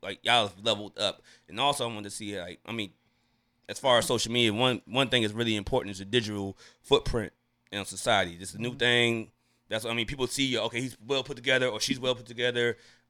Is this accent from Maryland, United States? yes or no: yes; Landover, Maryland, United States; also born or lived in Glenarden; you know I'm from Landover, right?